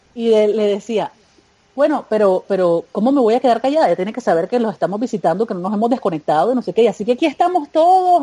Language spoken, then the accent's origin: Spanish; Panama; Cuando regresé a Panamá